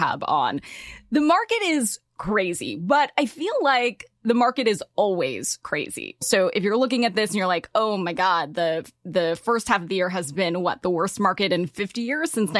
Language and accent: English; Los Angeles, California, United States; I'm from